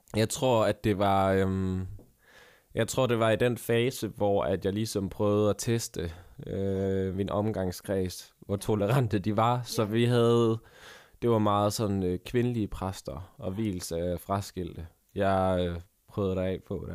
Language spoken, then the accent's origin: Danish; Vejle, Southern Denmark, Denmark; jeg er jo fra Vejle